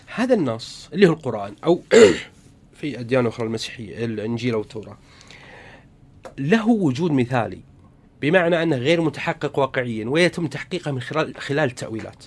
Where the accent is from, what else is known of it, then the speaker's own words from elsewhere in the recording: Saudi Arabia; عندنا في السعودية